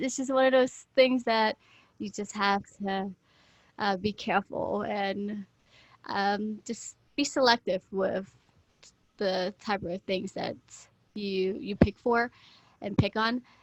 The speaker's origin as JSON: {"language": "English", "region": "Florida", "country": "United States", "tie": "born or raised there", "moved": "as an adult", "said": "I moved from my home state of Florida to here to further my career as a model"}